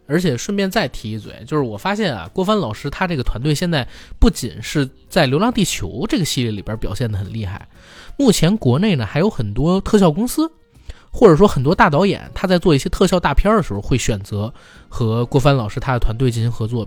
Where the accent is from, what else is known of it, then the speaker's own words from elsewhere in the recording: China; 他把属于我们中国人独有的一种价值观拍出来了